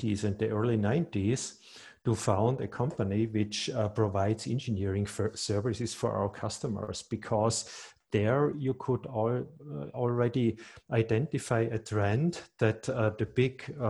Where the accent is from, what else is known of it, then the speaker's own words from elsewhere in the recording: Reutte, Tyrol, Austria; moved away as an adult; also born or lived in Graz; I'm Tyrolean. I'm 53 years old, and I was born in Reutte, which is in the northern part of Tyrol. And after school, I moved to Graz